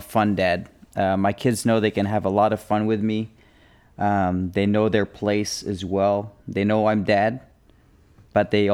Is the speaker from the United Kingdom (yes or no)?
yes; England, United Kingdom; moved away; I was born in England